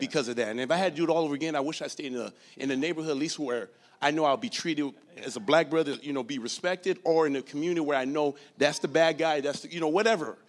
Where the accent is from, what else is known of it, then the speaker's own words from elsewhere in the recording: Los Angeles, California, United States; moved away as an adult; I grew up in Los Angeles